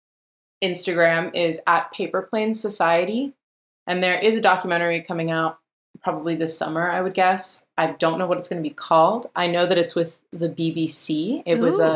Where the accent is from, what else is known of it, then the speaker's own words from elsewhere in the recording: Berkeley, California, United States; also born or lived in Oakland; I grew up in Berkeley with two moms.